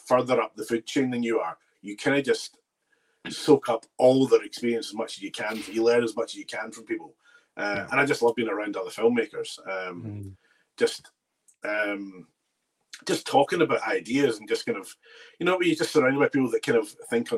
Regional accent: Bearsden, Scotland, United Kingdom; I grew up in Bearsden

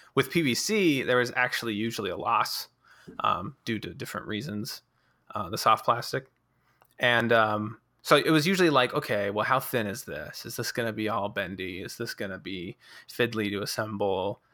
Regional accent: Colorado, United States; moved away as an adult; I was actually from Colorado

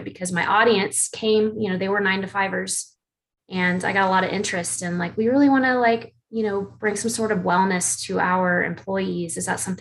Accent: Atlanta, Georgia, United States; I'm from Atlanta, Georgia, still live here

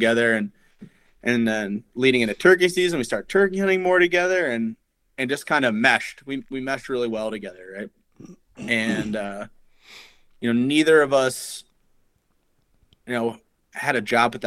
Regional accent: New York, United States; moved away as an adult; now in Iowa, United States; I'm from New York.

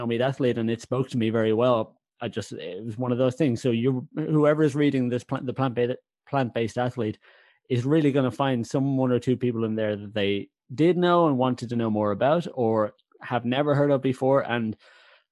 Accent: Ireland; I'm Irish

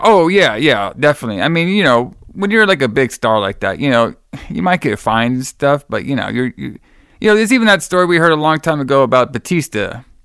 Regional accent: Miami, Florida, United States; I was born in Miami

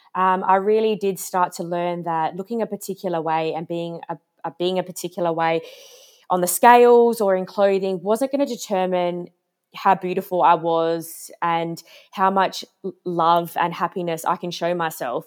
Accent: Adelaide, South Australia, Australia; I'm from Adelaide

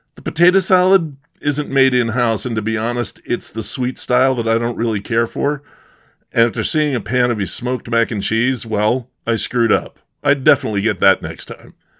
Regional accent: Bucks County, Pennsylvania, United States; moved away; we're both from Bucks County

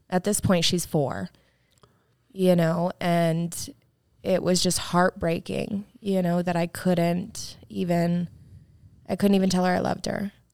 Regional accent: Apopka, Florida, United States; I was born in Apopka, Florida

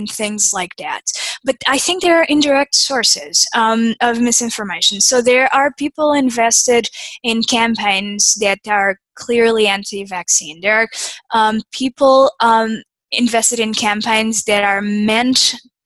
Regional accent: Portugal; now in United States; I'm from Portugal. I came to the U.S. in 2005.

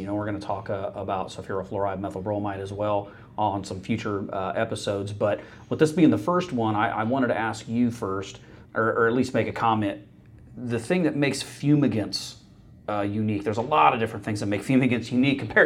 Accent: Corn Belt, Midwest, United States; I'm a Midwest boy. I grew up in the Corn Belt

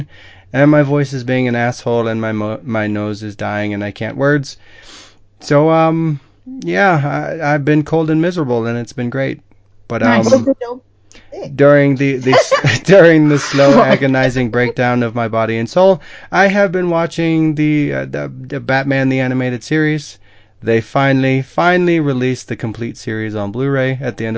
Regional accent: Midwest, United States; I'm a Midwesterner

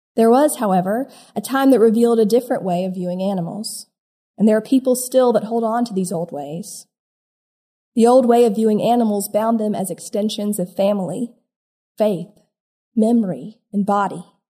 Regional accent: South Carolina, United States; Growing up in South Carolina

